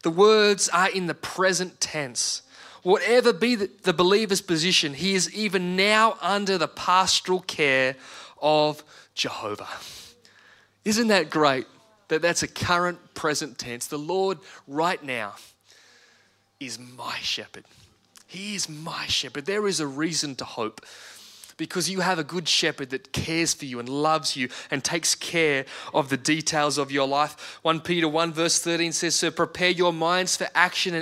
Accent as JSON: {"language": "English", "country": "Australia", "said": "an Australian citizen"}